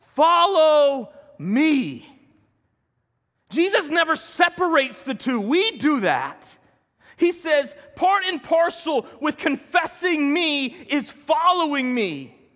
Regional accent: Denver, Colorado, United States; growing up in South Denver, I knew a lot of Case Van de Dutch

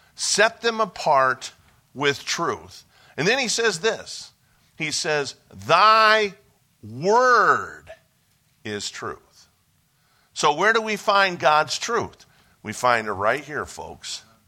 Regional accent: Cleveland, Ohio, United States; moved away; I was born and raised in Ohio, so I'm a Buckeye by, by birth.

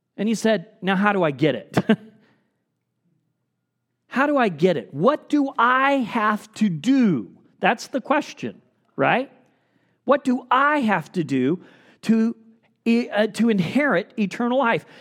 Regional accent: United States

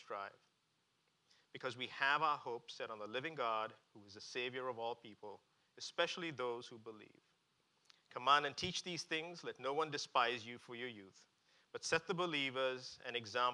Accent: India; moved away; I grew up in India

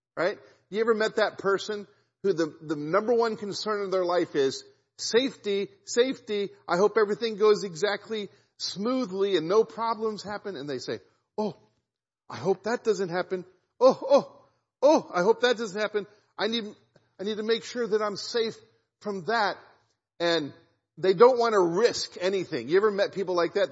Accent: Kansas City, United States; I grew up in Kansas City

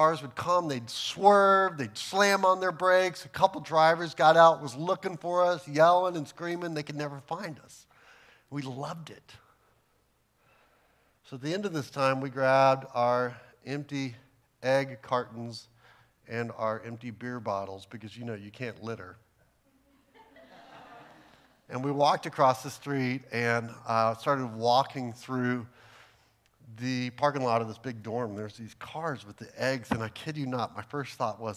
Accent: Texas, United States; I'm from Texas

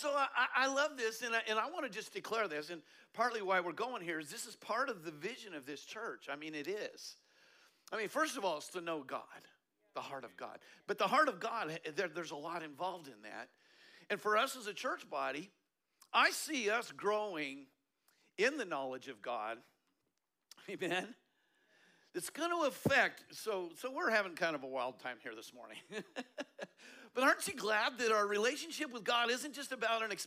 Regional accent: Colorado, United States; I'm from Colorado

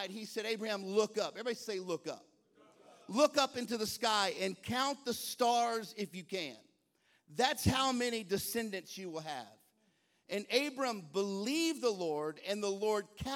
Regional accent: Texas, United States; now in Baltimore, United States; I'm from the South. I was born and raised in Texas.

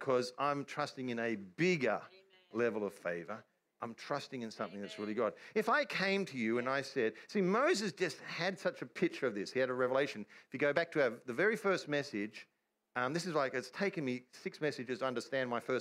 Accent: Australia; I'm an Australian

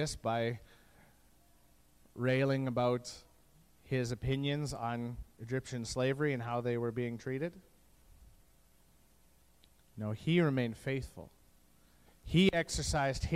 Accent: Canada; as a Canadian

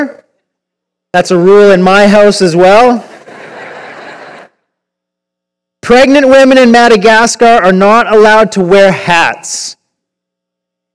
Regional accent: Victoria, British Columbia, Canada; moved away as an adult; I grew up in Victoria. I lived there till I was about 31

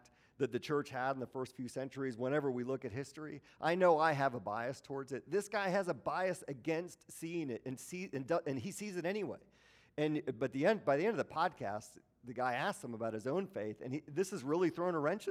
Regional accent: Milwaukee, Wisconsin, United States; moved away; I grew up in Milwaukee, the home of the NBA champion Milwaukee Bucks

